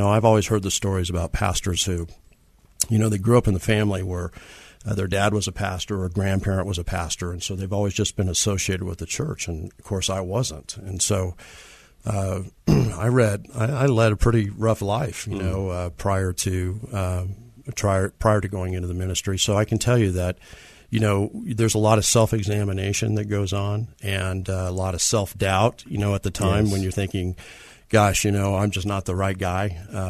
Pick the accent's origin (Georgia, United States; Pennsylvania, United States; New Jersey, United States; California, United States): California, United States; now in San Antonio, United States; Well, I grew up in Southern California. Spent most of my adult life in Southern California and moved to San Antonio in 1992.